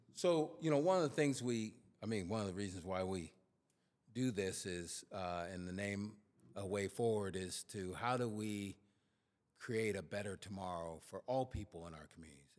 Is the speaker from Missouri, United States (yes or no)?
no; Sacramento, California, United States; I was from Oak Park, which is a community here in Sacramento